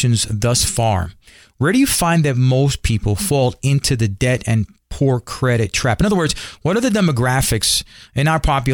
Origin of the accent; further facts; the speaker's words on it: New York City, New York, United States; I'm Puerto Rican. I grew up in Spanish Harlem in the barrio in New York